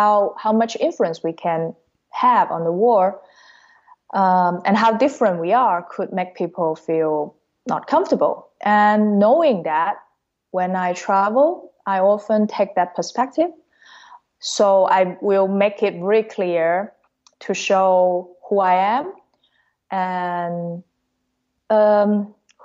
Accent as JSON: {"language": "English", "area": "near Hong Kong", "region": "Guangdong", "country": "China", "tie": "born or raised there", "also_born_or_lived": "Thailand", "first_language": "Cantonese", "second_language": "English", "moved": "as an adult", "lives_now": "Hungary", "said": "I'm born in mainland China, and I my hometown is quite close to Hong Kong, indeed, but not in Hong Kong."}